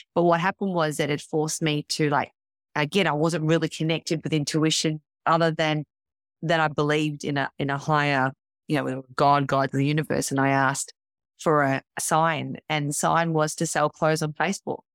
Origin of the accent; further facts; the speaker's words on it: Melbourne, Victoria, Australia; I am from Melbourne, Victoria